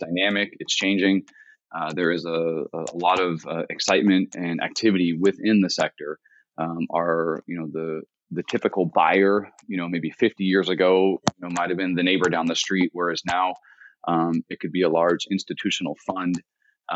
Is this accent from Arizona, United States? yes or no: no; Central California, United States; I grew up here in Central California